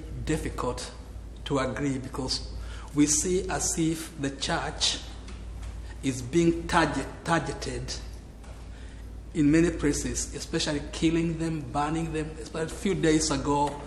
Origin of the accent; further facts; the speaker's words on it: Kenya; I come from Kenya.